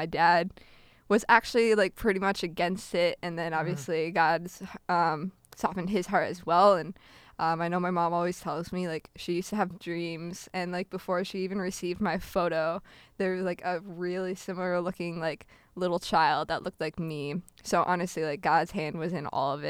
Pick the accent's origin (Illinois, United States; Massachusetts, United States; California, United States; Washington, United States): Illinois, United States; Peoria; also born or lived in Novosibirsk, Russia / Wisconsin; I'm from the Peoria, Illinois area